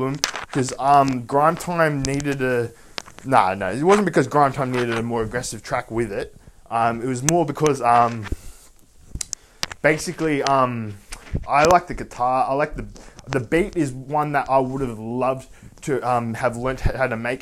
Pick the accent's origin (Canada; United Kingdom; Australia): Australia; I was Australian